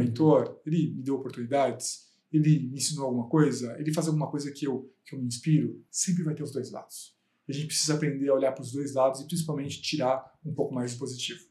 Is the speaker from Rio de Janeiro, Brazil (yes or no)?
no; Osasco, São Paulo, Brazil; eu vim da periferia de Osasco. Eu nasci na periferia, nasci e cresci na periferia até os 23 anos.